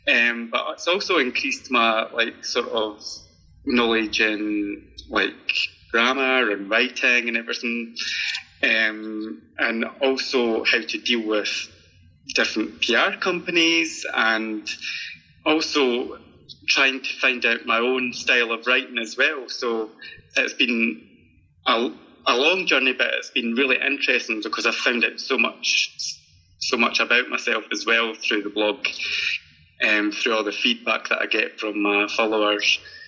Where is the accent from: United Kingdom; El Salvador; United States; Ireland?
United Kingdom; Scotland; accent: Scottish; I'm just hoping they understand my accent.